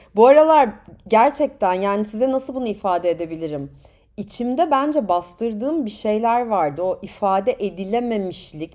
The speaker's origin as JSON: {"language": "Turkish", "country": "Turkey", "also_born_or_lived": "United Kingdom / France / United States", "moved": "yes", "said": "ben de Türk'üm"}